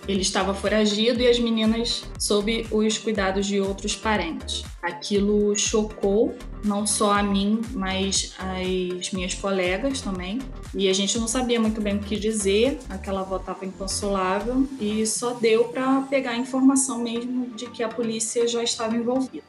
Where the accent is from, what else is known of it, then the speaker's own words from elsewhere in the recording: São Luís, Maranhão, Brazil; now in Rio de Janeiro, Brazil; moro no Rio de Janeiro, mas sou natural de São Luís, no Maranhão